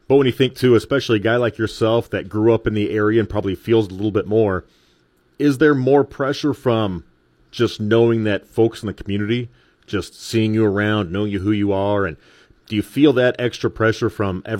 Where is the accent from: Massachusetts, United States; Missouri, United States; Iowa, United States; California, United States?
Missouri, United States; Chillicothe; growing up in Chillicothe